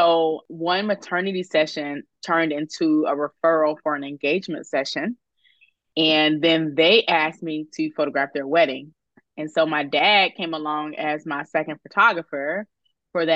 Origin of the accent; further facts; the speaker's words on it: Greensboro, North Carolina, United States; moved away as an adult; also born or lived in California; now in Virginia, United States; I am from North Carolina. And so I grew up in Greensboro